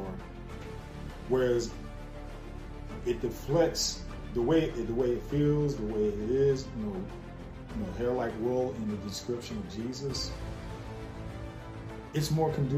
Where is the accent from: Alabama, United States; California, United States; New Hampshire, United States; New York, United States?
New York, United States; New York City; I recall growing up, say about the age of around 5 or 6, growing up in the Bronx, New York